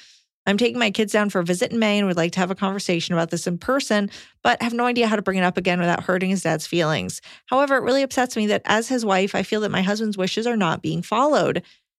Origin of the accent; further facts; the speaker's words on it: Montana, United States; also born or lived in Colorado; moved back to my home state in Montana after living in Colorado for the first few years of dating and marriage